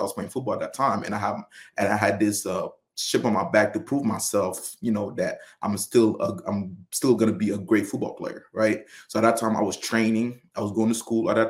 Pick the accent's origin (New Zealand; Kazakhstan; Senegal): Senegal; moved away; I was born and raised in Senegal